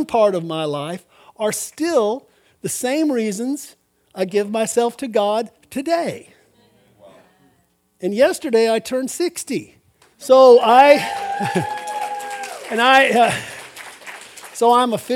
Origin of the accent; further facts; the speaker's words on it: Albuquerque, New Mexico, United States; I grew up in Albuquerque, New Mexico.